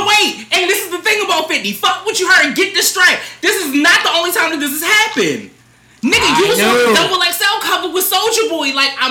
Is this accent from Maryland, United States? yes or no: yes; Baltimore, Maryland, United States; Not because the bias, because I'm from Baltimore.